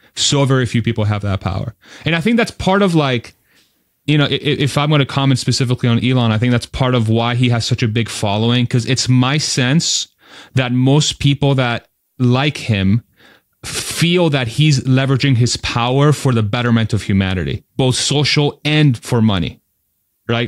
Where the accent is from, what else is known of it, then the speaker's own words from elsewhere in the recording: Spain; I was born in Spain